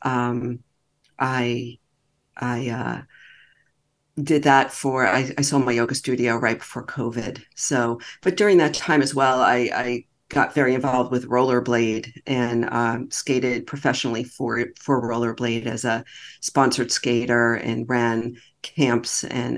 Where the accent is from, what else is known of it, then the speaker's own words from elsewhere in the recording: New York, United States; I'm from New York